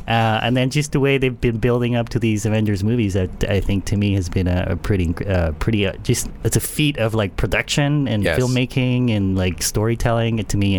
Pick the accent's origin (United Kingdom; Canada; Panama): Panama; I grew up in Panama, which is a very small country in Central America.